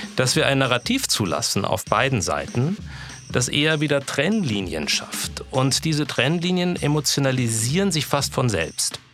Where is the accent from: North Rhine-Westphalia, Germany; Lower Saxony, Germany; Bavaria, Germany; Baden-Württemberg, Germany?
Bavaria, Germany; Upper Franconia; Ich bin ganz in der Nähe der Grenze zur DDR aufgewachsen, im Oberfränkischen.